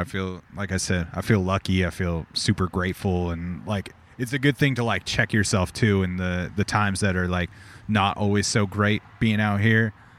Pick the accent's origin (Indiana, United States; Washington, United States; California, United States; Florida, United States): California, United States; Corona; And I was like, yeah, I'm from Corona.